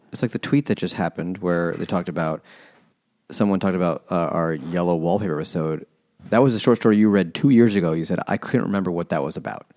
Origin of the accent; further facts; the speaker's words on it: New York City, New York, United States; growing up in Queens, where it was way more relevant